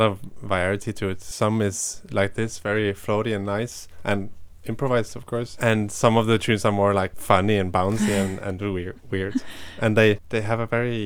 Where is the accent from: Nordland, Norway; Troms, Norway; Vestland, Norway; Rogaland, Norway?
Rogaland, Norway; Stavanger; also born or lived in Oslo, Norway; now in Copenhagen, Denmark; I'm from Stavanger, which is like on the southwest coast of Stavanger, and now of Norway